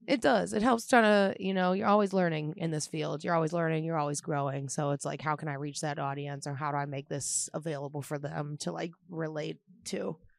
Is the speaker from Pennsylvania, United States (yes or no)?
yes; Pittsburgh, Pennsylvania, United States; I am from Pittsburgh, Pennsylvania, and I, um, I do stand-up comedy in Pittsburgh